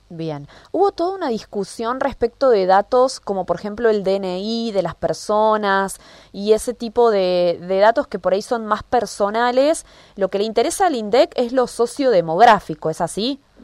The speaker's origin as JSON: {"language": "Spanish", "country": "Argentina"}